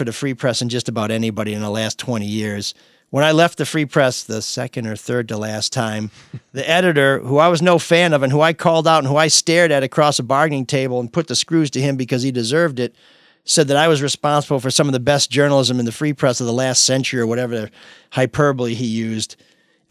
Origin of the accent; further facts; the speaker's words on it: Grosse Pointe, Michigan, United States; now in Detroit, United States; I grew up in Grosse Pointe. Haven't been there since 1985